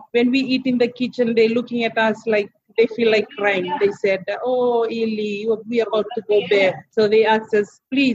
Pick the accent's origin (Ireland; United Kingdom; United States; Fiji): Fiji; we came from Fiji